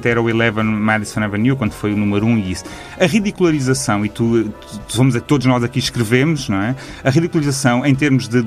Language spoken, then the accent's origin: Portuguese; Lisbon, Portugal; até porque nós somos de Lisboa, não há que escamotear isso